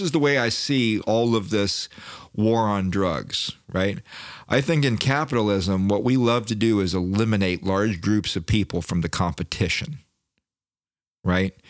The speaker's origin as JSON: {"language": "English", "town": "Daytona Beach", "region": "Florida", "country": "United States", "said": "I'm from Daytona"}